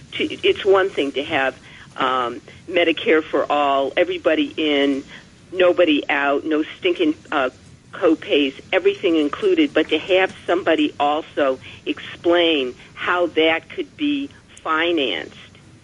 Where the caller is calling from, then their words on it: New York City, New York, United States; I'm calling from Manhattan.